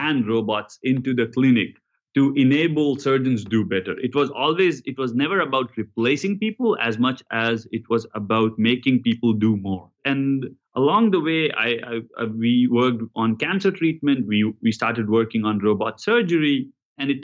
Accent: India; now in United States; I grew up in India

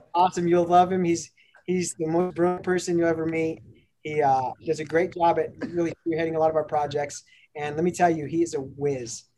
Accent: Denver, Colorado, United States; grew up in North Denver, um, born and raised on, on, the playgrounds

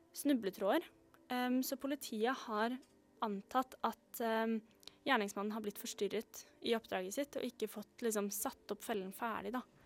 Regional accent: Oslo, Norway; jeg er fra, født og oppvokst i Oslo

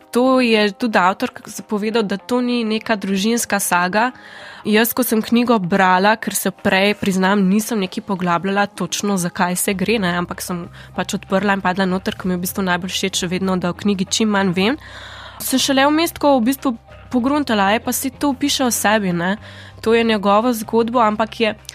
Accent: Primorska, Slovenian Littoral, Slovenia; prihajam iz Primorske

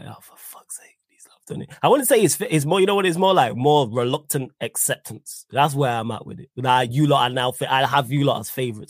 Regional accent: Manchester, North West England, United Kingdom; Because I'm from Manchester, live in Manchester

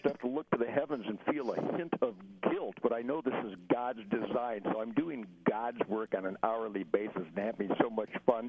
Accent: Michigan, United States; my home state of Michigan

